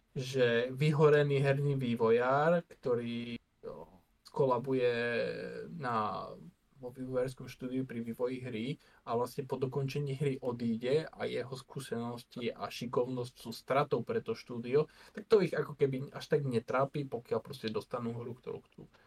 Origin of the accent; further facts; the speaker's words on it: Košice Region, Slovakia; ja som z Košického kraja